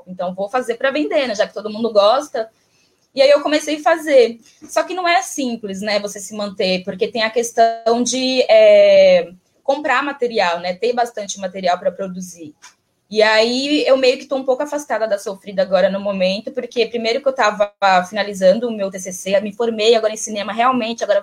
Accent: Bahia, Brazil; moved away; E, e aí quando eu me desloco, eu sou baiana, né? Quando eu me desloco da, do, da Bahia para o Sudeste e tudo mais

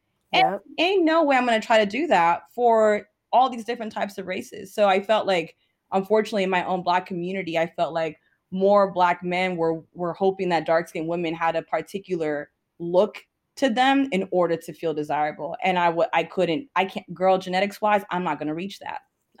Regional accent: Ghana; Like, so I told you I'm Ghanaian.

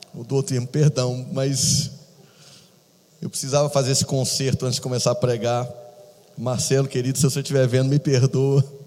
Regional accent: Minas Gerais, Brazil; eu sou mineiro, irmãos, com orgulho

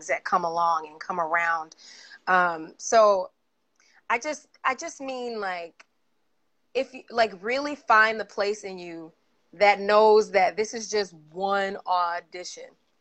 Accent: Atlanta, Georgia, United States; moved away; I grew up in Atlanta

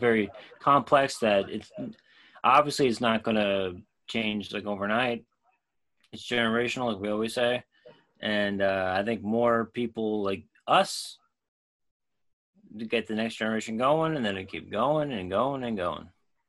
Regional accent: Ireland; because I'm Irish, I had the crown, you know, the whole, like, talking about different, like cricket and shit like that.

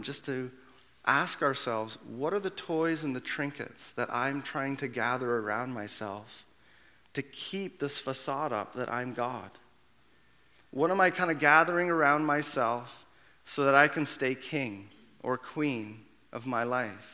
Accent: Canada; also born or lived in Brampton / Mississauga; if I wasn't born in 1978 in Canada

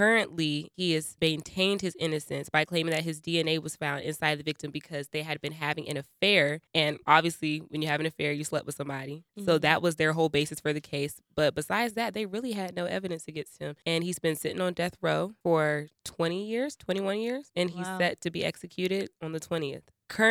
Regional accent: Atlanta, Georgia, United States; I'm also from Atlanta, Georgia, and I'm very excited to be joining this show. I am a proud Black woman

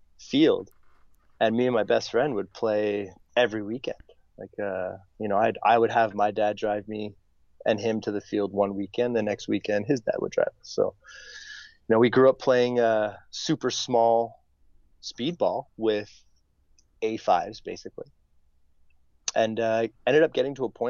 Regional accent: Montreal, Quebec, Canada; I was born and raised in Montreal.

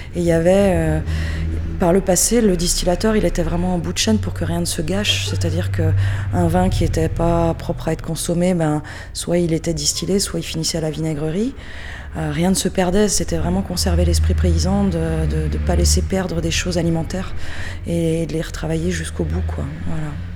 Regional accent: Alsace, Grand Est, France; now in Vauvert, France; à la base je suis alsacienne, mais je suis installée à Vauvert, au Diable Vauvert dans le Gard

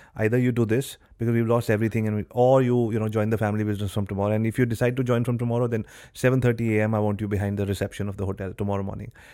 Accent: Delhi, India; I was born and brought up in Delhi

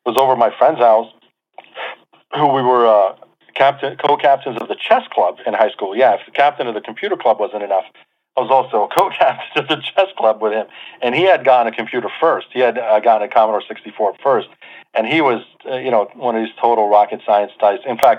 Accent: New Jersey, United States; born or raised there; also born or lived in Beirut, Lebanon / Manhattan, New York

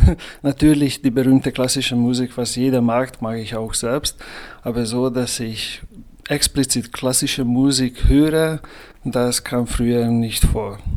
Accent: Hungary; Ich komme aus Ungarn, weil sehr nah zur Sowjetunion stammen und deswegen eigentlich diese sozialistische äh, Kindheit haben wir geteilt.

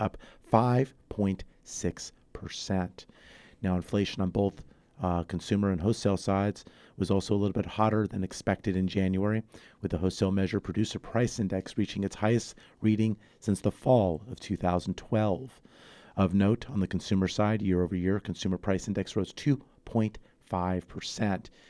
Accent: San Fernando Valley, Southern California, United States; also born or lived in Santa Barbara / Ventura County; Born and raised in Southern California, San Fernando Valley

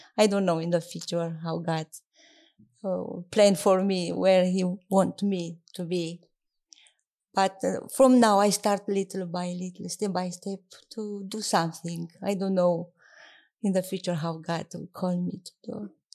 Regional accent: southeast Romania, Romania; English is a second language; moved away as an adult; also born or lived in Bucharest, Romania / Timisoara, Romania; now in United Kingdom; I grew up near Danube in the southeast of Romania. My childhood I spent there

